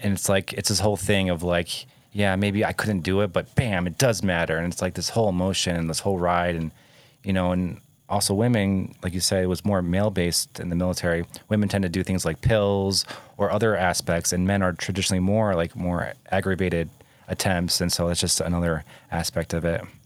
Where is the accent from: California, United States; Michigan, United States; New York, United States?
Michigan, United States; moved away; also born or lived in Ohio; I grew up in Michigan